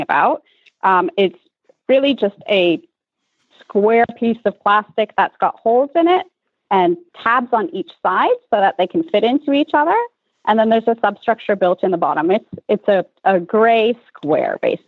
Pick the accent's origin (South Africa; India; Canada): Canada; moved away as an adult; also born or lived in Europe; born and raised in Canada and then ended up in Europe for 8 years